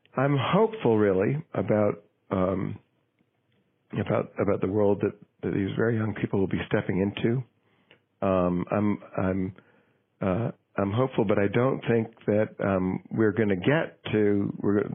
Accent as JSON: {"language": "English", "town": "Manchester", "region": "New Hampshire", "country": "United States", "tie": "born or raised there", "said": "my hometown of Manchester, New Hampshire"}